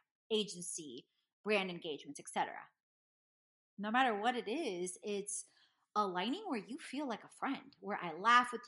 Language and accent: English; Houston, Texas, United States; I grew up in Houston, Texas, in A-Leaf.